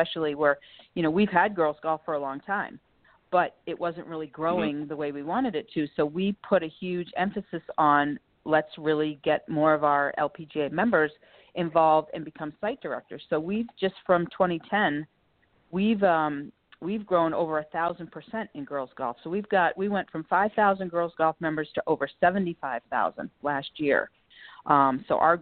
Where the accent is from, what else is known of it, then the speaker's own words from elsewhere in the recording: Massachusetts, United States; moved away as an adult; now in Knoxville, United States; I grew up an athlete in Massachusetts